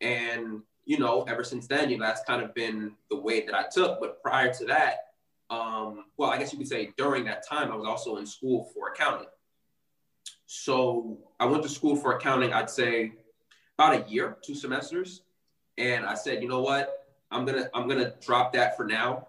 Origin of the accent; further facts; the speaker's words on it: New Jersey, United States; I'm actually from New Jersey. I live in South Jersey right now, very close to Philadelphia